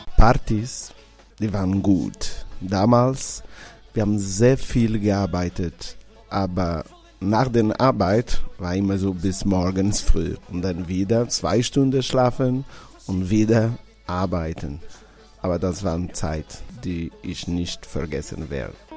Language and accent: German; Porto Santo, Madeira, Portugal; German is a second language; moved away as an adult; now in Karlsruhe, Germany; ich bin in einer Insel geboren, auf Porto Santo Insel, gehört zu Madeira